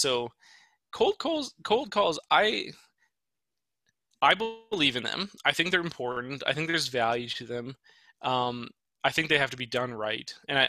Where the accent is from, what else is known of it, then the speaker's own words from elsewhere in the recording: Indiana, United States; No, I'm from Indiana.